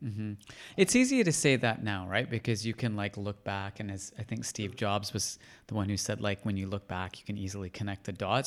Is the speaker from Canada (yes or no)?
yes; Canada; growing up in Canada